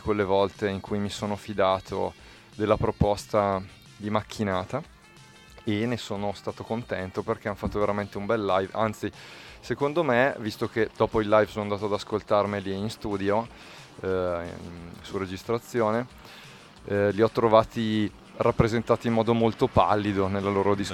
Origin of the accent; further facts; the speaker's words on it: Bergamo area, Lombardy, Italy; dalle nostre parti, cioè in Bergamasca